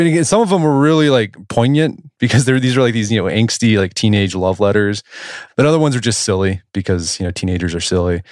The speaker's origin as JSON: {"language": "English", "town": "Oklahoma City", "region": "Oklahoma", "country": "United States", "tie": "born or raised there", "said": "I grew up in Oklahoma City"}